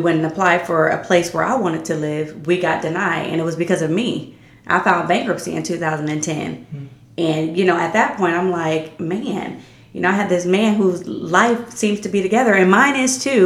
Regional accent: Canton, Ohio, United States; moved away as an adult; now in Reynoldsburg, United States; Canton, my hometown

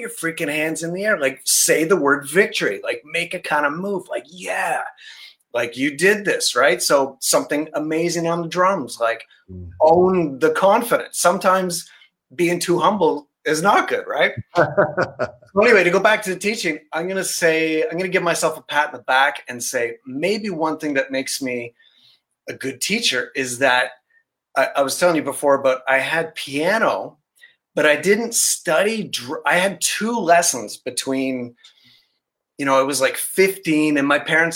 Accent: Barrie, Ontario, Canada; I grew up in Barrie, so I know Music Pro in Barrie

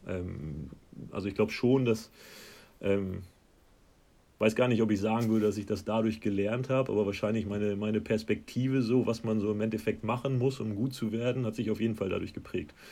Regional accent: Hanover, Lower Saxony, Germany; moved away as an adult; now in Scotland, United Kingdom; so rund um Hannover, wo ich herkomme

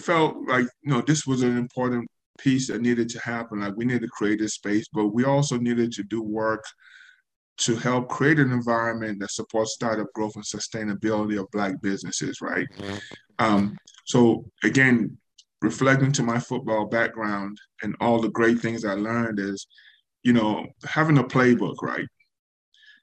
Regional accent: Nigeria; now in United States; leaving Nigeria and the experience of being in the U.S. by myself. The experience of being Nigerian

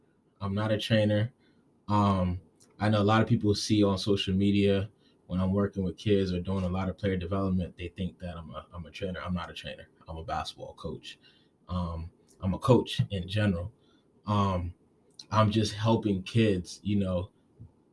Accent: Gaithersburg, Maryland, United States; moved away as an adult; now in Providence, United States; I'm originally from Gaithersburg, Maryland. It's a small city outside of D.C. I moved up to Providence about 6 years ago

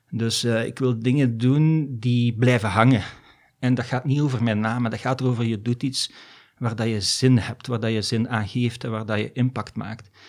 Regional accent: DR Congo; born there; Dus ik ben in Afrika geboren eigenlijk, hè, in Congo. En ik ben eigenlijk met malaria geboren.

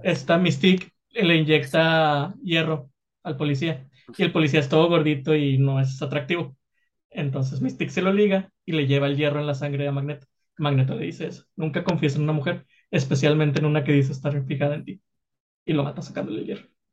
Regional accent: Mexico; somos los mexicanos

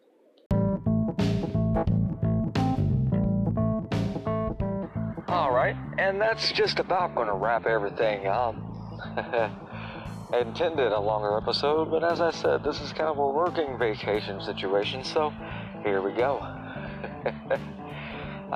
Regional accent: Indiana, United States; my home state here

